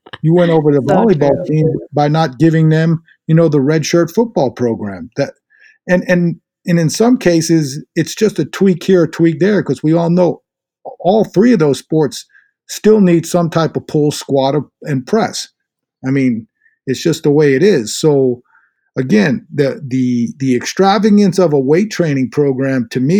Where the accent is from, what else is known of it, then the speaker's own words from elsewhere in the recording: Inwood, New York, United States; I'm from Inwood